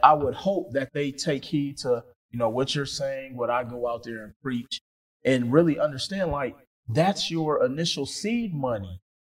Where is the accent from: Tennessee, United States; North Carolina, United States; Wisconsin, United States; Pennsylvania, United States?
Wisconsin, United States; Milwaukee; I'm from Milwaukee, Wisconsin